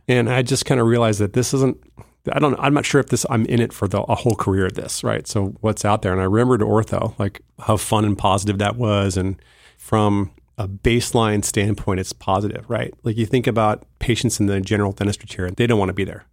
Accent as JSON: {"language": "English", "town": "Bakersfield", "region": "California", "country": "United States", "tie": "born or raised there", "also_born_or_lived": "Morro Bay", "said": "I was born and raised in Bakersfield, California"}